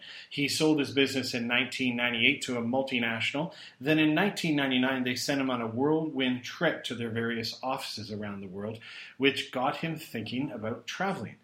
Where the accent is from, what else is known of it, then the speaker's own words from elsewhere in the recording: Calgary, Alberta, Canada; now in Kuala Lumpur, Malaysia; Alberta's my home. I'm originally from Calgary.